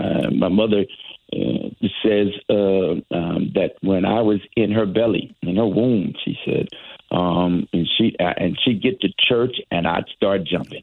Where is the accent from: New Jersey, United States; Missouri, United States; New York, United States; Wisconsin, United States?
Missouri, United States; St. Louis; now in Connecticut, United States; I'm from St. Louis originally, and I grew up in the town just west of a place we all know now, Ferguson.